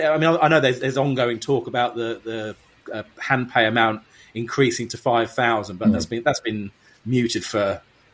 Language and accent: English; United Kingdom; in Vegas being a Brit